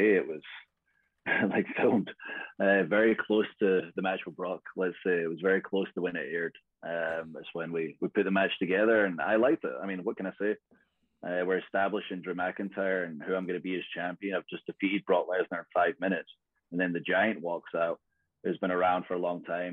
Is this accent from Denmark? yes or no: no; Scotland, United Kingdom; I'm Scottish